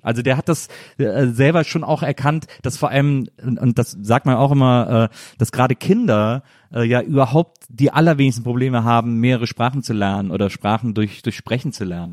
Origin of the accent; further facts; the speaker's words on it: Rhineland, Germany; ich bin ja auch im Rheinland aufgewachsen